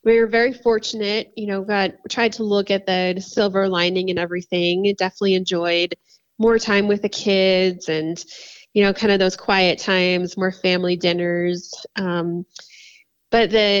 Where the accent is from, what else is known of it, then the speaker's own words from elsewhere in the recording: Florida, United States; now in Colorado, United States; I'm from Florida. So I grew up in Florida.